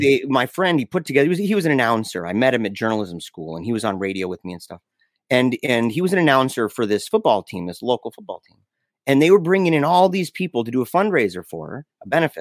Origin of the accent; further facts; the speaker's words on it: United States; I'm an American